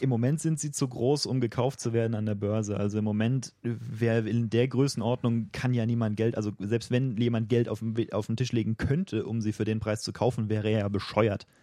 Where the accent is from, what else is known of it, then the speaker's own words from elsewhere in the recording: Germany; als Deutscher und auch als jemand, der vorhat, in äh, mittelfristiger Zukunft noch in Deutschland zu leben